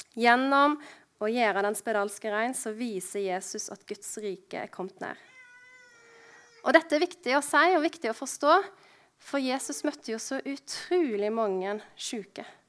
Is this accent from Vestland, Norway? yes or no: yes; Husnes, Vestland, Norway; born or raised there; moved away